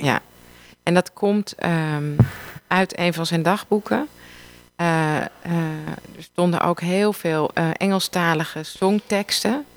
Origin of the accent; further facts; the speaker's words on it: Amsterdam, North Holland, Netherlands; Ik kom ook uit Amsterdam